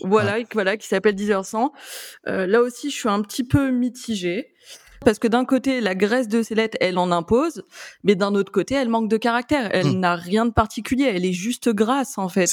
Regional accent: France; on est français

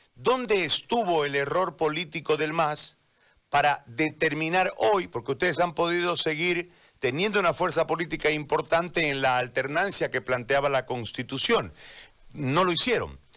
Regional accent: eastern Bolivia, Bolivia; yo soy parte de, esta, de, este lado del país, fuimos estigmatizados

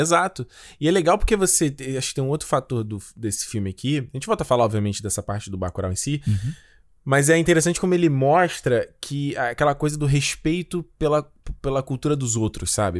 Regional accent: Rio de Janeiro, Brazil; crescendo no Rio de Janeiro

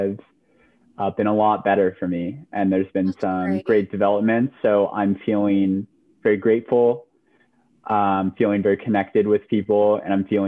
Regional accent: Lafayette, California, United States; moved away; I am from Lafayette, which is in the East Bay area, so up north, so yeah. California, all the way for me.

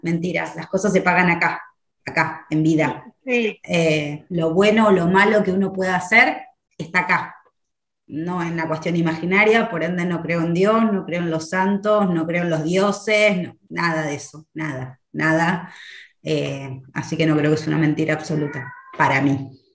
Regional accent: Argentina; soy de Argentina. Vivo en la ciudad de Buenos Aires.

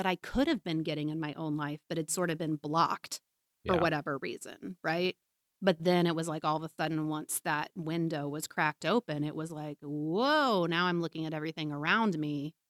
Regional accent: Leavenworth, Kansas, United States; I grew up in Leavenworth, Kansas. So by Kansas standards, it's actually very diverse, you know, and I grew up in a school that was diverse on a whole lot of levels.

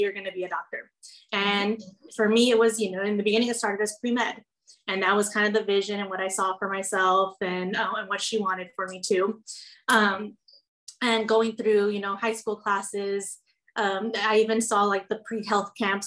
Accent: Rio Grande Valley, Texas, United States; growing up in the Valley and knowing Spanish and being Hispanic

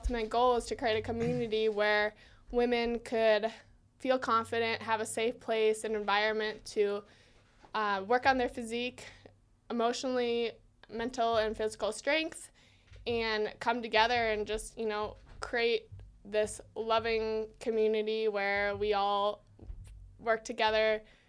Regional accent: Wisconsin, United States

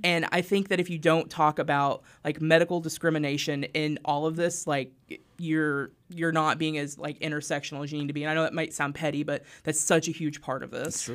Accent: Harrison, Arkansas, United States; moved away; So I grew up in Harrison, Arkansas

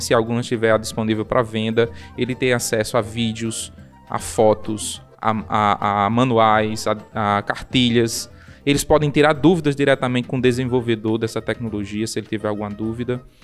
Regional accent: Serra do Mel, Rio Grande do Norte, Brazil; minha infância foi na Serra do Mel

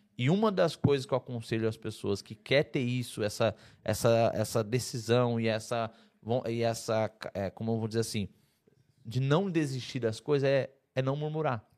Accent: Santa Catarina, Brazil; eu sou eu sou de Santa Catarina

